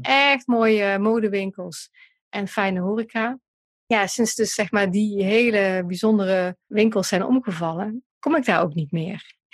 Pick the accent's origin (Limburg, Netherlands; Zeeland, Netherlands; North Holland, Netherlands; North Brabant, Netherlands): Limburg, Netherlands; Central; now in Eindhoven, Netherlands; ik kom uit Limburg, hè, uit de Midden-Limburg